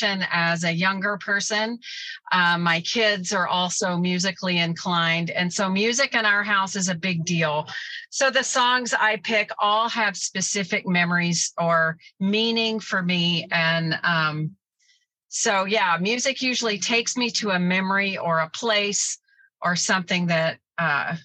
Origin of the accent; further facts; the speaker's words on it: the South, United States; I grew up in the South, so with a huge mix of different cultural styles of music